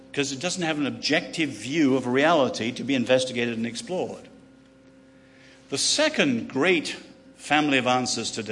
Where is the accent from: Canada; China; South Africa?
China; born there; China, um, I was born in China, lived there, and loved going there.